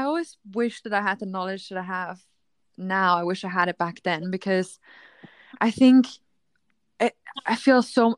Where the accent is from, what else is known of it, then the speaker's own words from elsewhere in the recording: Austria; I grew up in a small town in Austria.